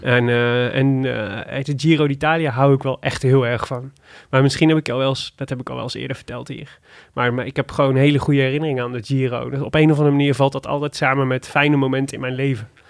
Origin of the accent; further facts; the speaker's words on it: Netherlands; kom ik uit Maden